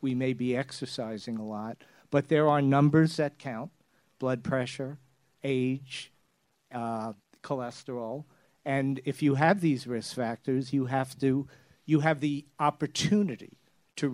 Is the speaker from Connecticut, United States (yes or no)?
no; New York City, New York, United States; now I'm from Brooklyn